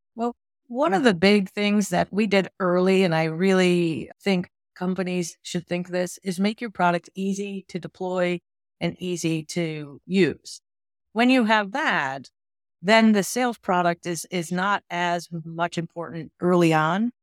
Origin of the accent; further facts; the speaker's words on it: Western New York, United States; I grew up in Western New York, very rural.